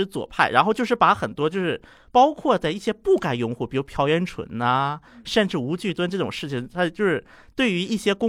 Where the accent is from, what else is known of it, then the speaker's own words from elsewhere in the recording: China; 包括一想到我是中国来的嘛